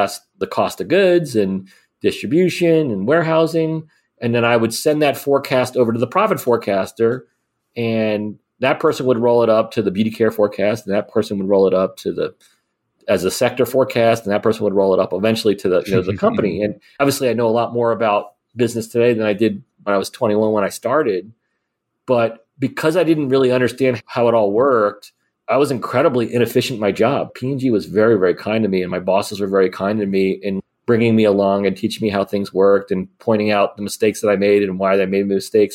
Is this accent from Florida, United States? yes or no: yes; Miami, Florida, United States; I grew up in Miami, Florida.